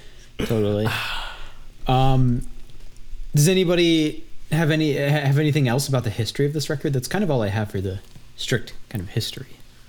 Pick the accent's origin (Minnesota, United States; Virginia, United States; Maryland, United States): Maryland, United States; Silver Spring; accent: Silver Spring; my Silver Spring accent